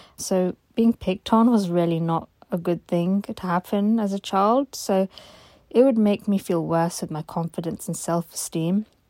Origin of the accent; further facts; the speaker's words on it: London, United Kingdom; I'm 26 years old and I'm from London.